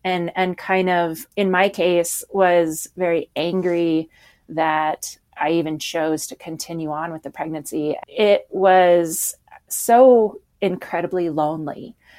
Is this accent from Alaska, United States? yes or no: yes; Anchorage, Alaska, United States; also born or lived in Washington; I grew up in Alaska